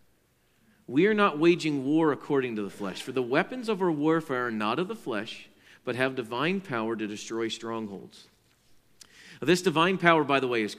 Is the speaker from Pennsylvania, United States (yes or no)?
yes; Pennsylvania, United States; I grew up in Pennsylvania where we were very close to Lancaster County